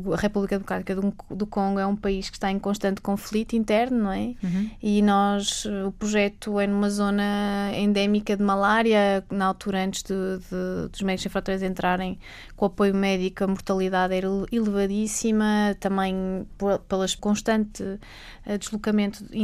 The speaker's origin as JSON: {"language": "Portuguese", "country": "Macau", "tie": "born or raised there", "moved": "yes", "said": "eu sou de Macau. Ah, e, curioso. Nascida, crescida"}